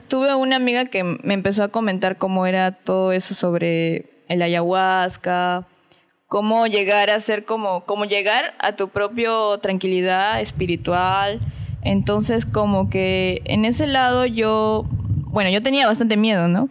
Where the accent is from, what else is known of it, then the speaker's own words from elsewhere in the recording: Piura, Peru; no soy de acá, soy de Piura